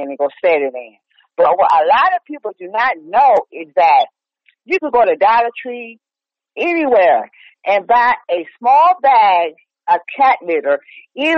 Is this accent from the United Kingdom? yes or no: no; New York, United States; also born or lived in Chicago; now in Virginia, United States; I do miss living in New York with the snow, and I was born in Chicago